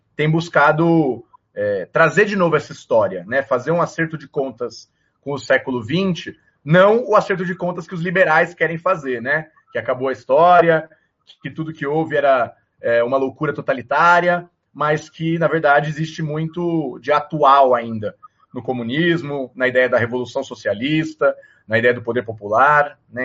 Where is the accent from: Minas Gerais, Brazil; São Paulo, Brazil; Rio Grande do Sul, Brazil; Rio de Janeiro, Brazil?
São Paulo, Brazil; Eu sou nascido em São Paulo, capital.